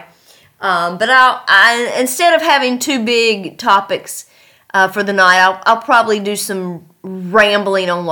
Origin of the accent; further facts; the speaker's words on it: near Christiansburg, Virginia, United States; moved away as an adult; now in Uzbekistan; my hometown